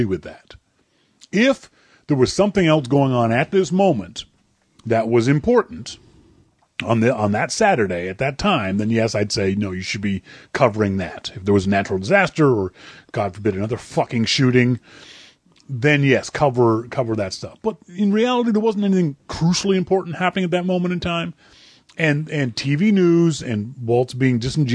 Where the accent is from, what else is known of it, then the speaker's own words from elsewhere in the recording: Canada; myself as a Canadian citizen